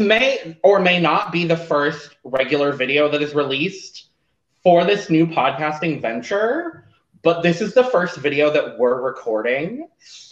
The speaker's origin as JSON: {"language": "English", "region": "Arizona", "country": "United States", "said": "I'm from Arizona in the US"}